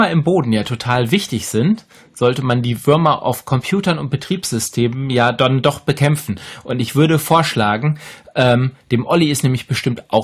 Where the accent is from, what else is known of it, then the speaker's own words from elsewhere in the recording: Bremen, Germany; Aber ich komme ja aus Bremen und ja.